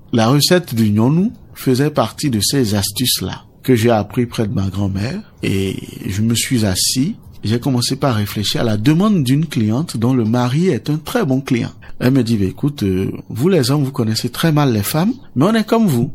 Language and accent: French; Benin; Chez nous, au Bénin, on a la nature qui est abondante et généreuse